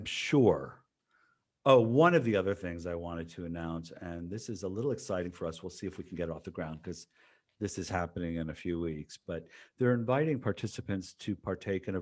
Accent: United States; also born or lived in San Diego; as an American

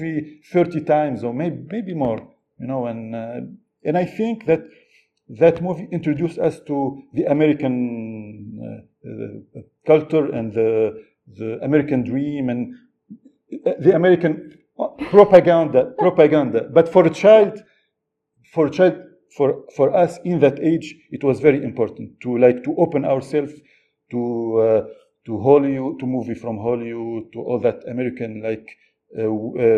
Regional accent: Tunisia; English is a second language; When I was a student in Tunisia

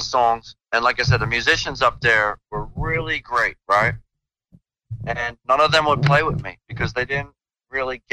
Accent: Philadelphia, Pennsylvania, United States; moved away; I grew up in Philadelphia

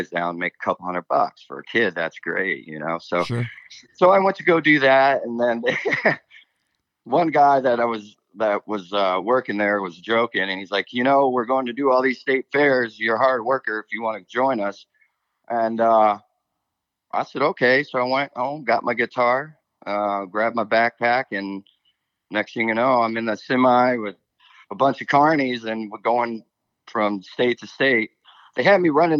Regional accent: Indiana, United States; now in Nashville, United States; I was from Indiana, kind of grew up in a family band

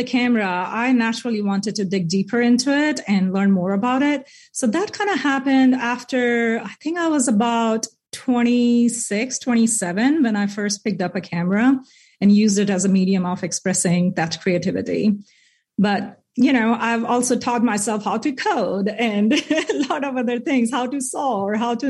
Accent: India; moved away as an adult; now in Bentonville, United States; I'm from India

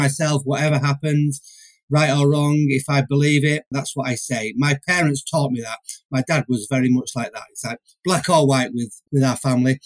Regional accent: Manchester, North West England, United Kingdom; I'm from Manchester

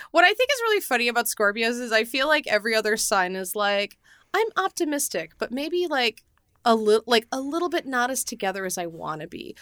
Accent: United States; I'm a human being and American

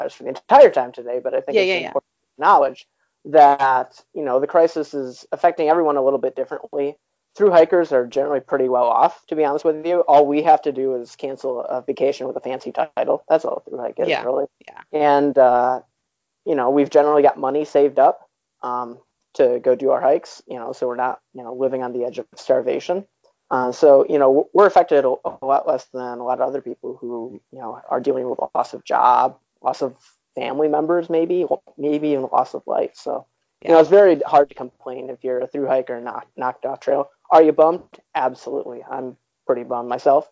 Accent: Michigan, United States; also born or lived in Utah; I grew up in Michigan

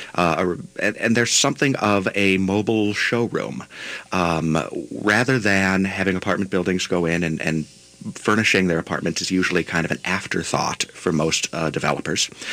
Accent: Buffalo, New York, United States; moved away; I'm from Buffalo, New York originally

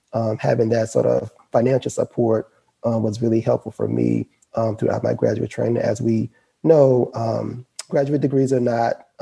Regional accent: Baton Rouge, Louisiana, United States; I am a Louisiana native, born and raised in Baton Rouge, Louisiana

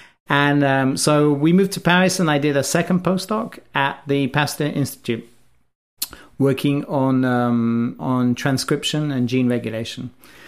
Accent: Wales, United Kingdom; also born or lived in England; So I was born in England, in the middle of England. I grew up in Wales

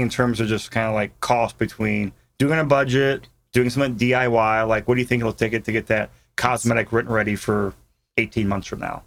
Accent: Mid-Atlantic, Virginia, United States; now in Colorado, United States; I grew up in the Mid-Atlantic on Virginia

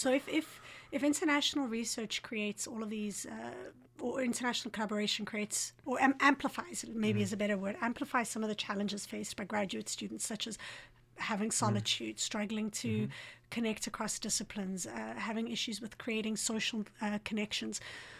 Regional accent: Johannesburg, Gauteng, South Africa; I'm from Johannesburg, and we know how to do it well.

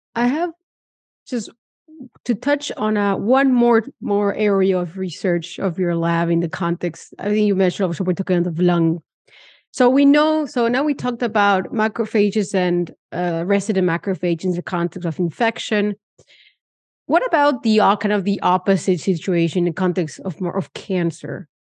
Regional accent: Argentina; moved away; I come from Argentina

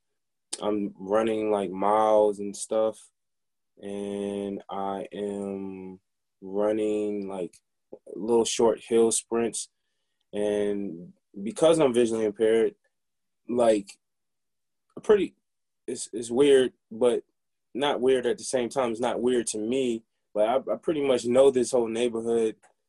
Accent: Baltimore, Maryland, United States; there's different things you got to watch out for growing up in Baltimore. But there are a lot of positive people here in Baltimore.

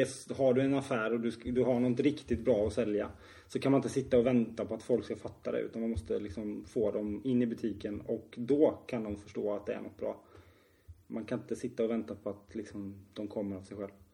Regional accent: Tingsryd, Kronoberg County, Sweden; vi kommer från Tingsryd

